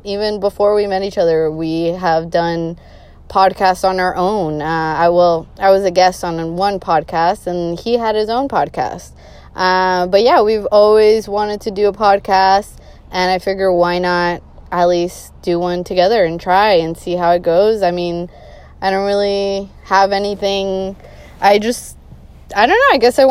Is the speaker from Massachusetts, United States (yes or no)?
yes; Boston, Massachusetts, United States; I am born and raised in Boston, Massachusetts. No, I do not have a Bostonian accent. Why that is because all my family is from Colombia in South America. So I am bilingual, hablo español.